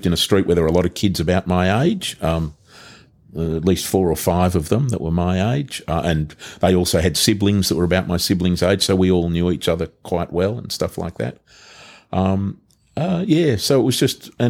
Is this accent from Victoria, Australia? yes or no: yes; Melbourne, Victoria, Australia; I was born in the Bethesda Hospital in Richmond.